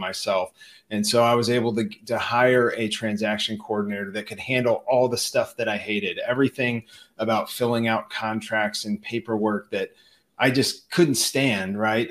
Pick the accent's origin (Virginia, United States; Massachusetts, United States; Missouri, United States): Missouri, United States; St. Louis; my hometown, St. Louis